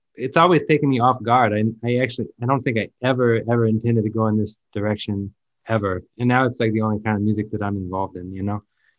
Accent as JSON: {"language": "English", "town": "Memphis", "region": "Tennessee", "country": "United States", "moved": "yes", "said": "I come from Memphis, but like, I didn't come from a gospel church. I come from a boring Presbyterian church."}